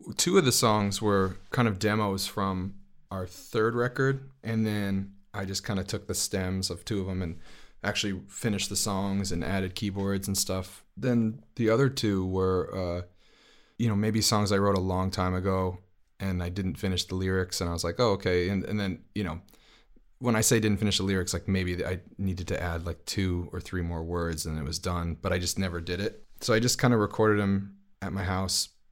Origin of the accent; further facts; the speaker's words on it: New York City, New York, United States; I'm from Brooklyn